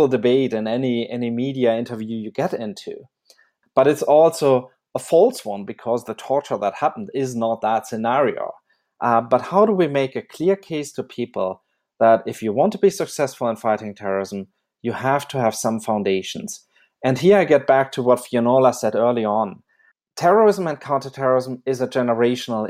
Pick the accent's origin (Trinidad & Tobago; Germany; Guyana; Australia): Germany; I grew up in Germany